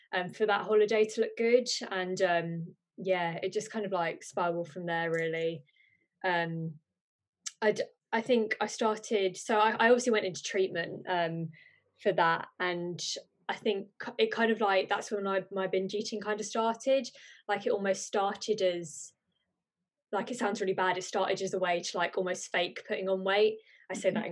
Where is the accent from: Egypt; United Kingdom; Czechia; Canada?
United Kingdom; Birmingham, West Midlands; I'm from Birmingham